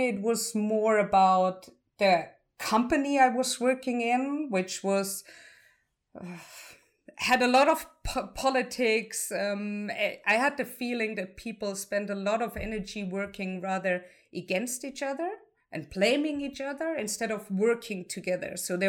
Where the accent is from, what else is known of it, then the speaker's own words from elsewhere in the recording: Heidelberg, Baden-Württemberg, Germany; English is a second language; also born or lived in Dresden; So I was born and raised in Heidelberg, also another beautiful city everyone should visit if they have the chance to. I moved to Dresden to study computer science